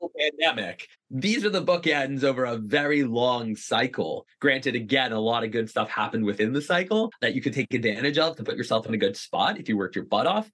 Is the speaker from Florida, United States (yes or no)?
yes; Boca Raton, Florida, United States; I'm from South Florida, from Boca Raton, which is hands down the retirement capital of the world